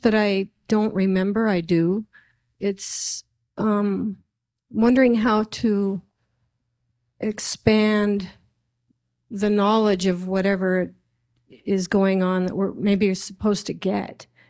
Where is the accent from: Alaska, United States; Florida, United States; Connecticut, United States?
Alaska, United States; I'm a native Alaskan, but I'm Irish and Italian in my lineage